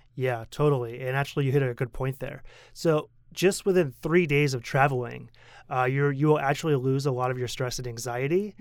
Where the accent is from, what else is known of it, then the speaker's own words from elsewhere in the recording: United States; moved away as an adult; also born or lived in Korea; now in Taiwan; as a kid growing up in America